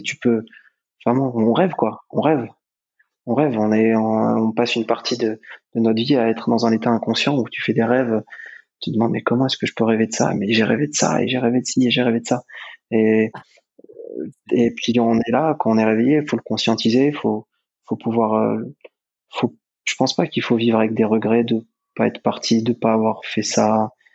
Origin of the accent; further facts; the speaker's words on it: France; en tant que Français